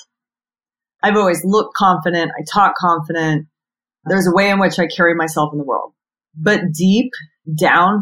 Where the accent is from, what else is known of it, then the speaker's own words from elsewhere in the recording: San Diego, California, United States; also born or lived in New York City; when I moved back from New York City to San Diego, my hometown